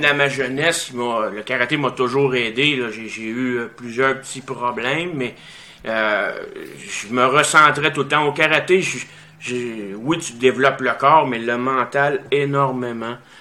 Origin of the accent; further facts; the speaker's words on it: Saint-Nazaire, Quebec, Canada; j'étais à Saint-Nazaire dans le coin de Drummondville. J'avais 7 ans quand j'ai commencé les arts martiaux